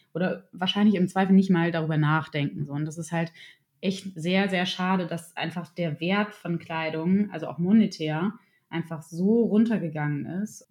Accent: Germany; bei uns in Deutschland

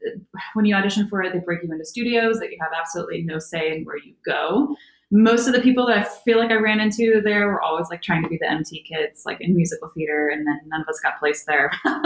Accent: Cleveland, Ohio, United States; I am originally from Cleveland, Ohio.

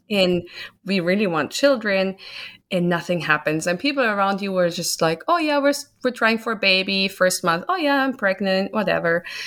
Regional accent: Germany; moved away as an adult; now in United States; I'm originally from Germany, born and grown up there, spent my first twenty-nine years there.

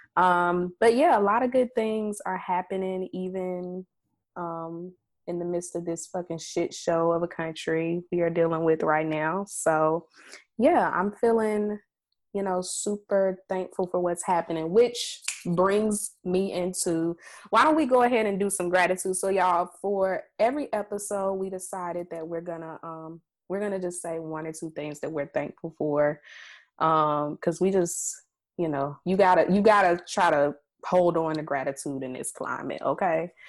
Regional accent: Mississippi, United States; we are Black women from Mississippi

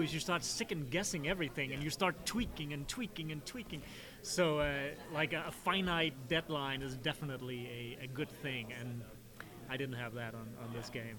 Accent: Denmark; I'm from Denmark

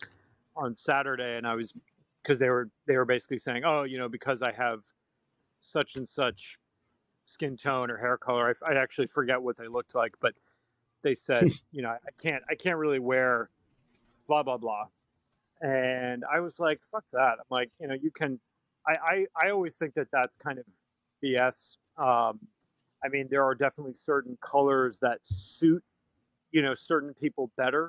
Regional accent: just north of Boston, Massachusetts, United States; now in Brooklyn, United States; I'm from Massachusetts, just north of Boston. I currently live in Brooklyn, New York

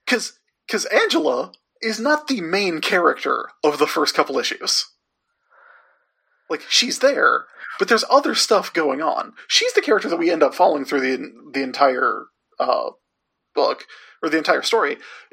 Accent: the South, United States; accent: southern; Where my southern accent really came out for a second.

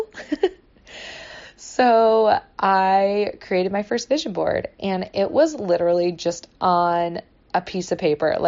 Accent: Michigan, United States; now in California, United States; I grew up in Michigan

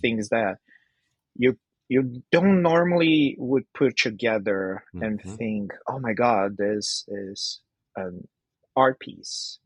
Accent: Brazil; now in Vancouver, Canada; I'm from Brazil, but I'm based in Vancouver, Canada

